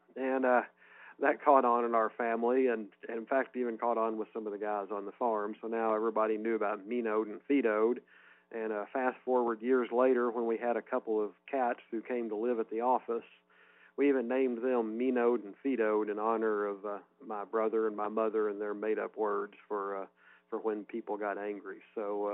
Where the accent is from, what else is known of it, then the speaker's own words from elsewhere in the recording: Peach Orchard, Missouri, United States; from Peach Orchard, Missouri